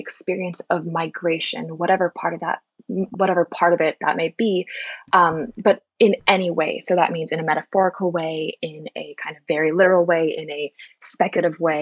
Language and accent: English; Toronto, Ontario, Canada; I'm Polish Canadian, born to Polish immigrants in Toronto